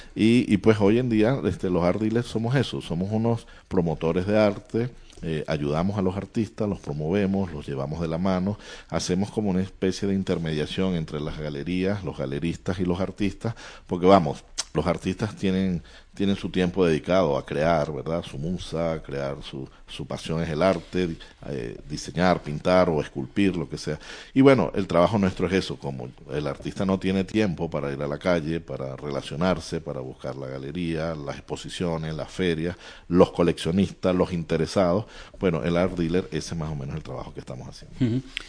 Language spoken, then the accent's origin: Spanish; Valencia, Carabobo, Venezuela; moved away as an adult; now in Spain; abogado, miembro de un bufete muy conocido allá en mi ciudad, Valencia, que estamos muy cerca de Caracas, la capital